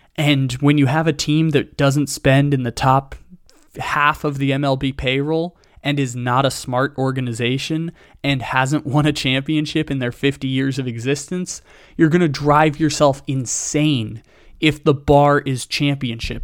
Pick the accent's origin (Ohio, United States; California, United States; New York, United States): California, United States; San Diego; growing up in San Diego